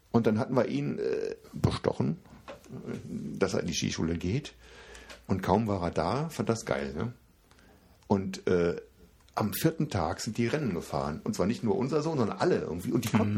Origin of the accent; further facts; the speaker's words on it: Koblenz, Rhineland-Palatinate, Germany; born there; für mich als gebürtiger Koblenzer ist äh, ein Laden in Koblenz auch lokal.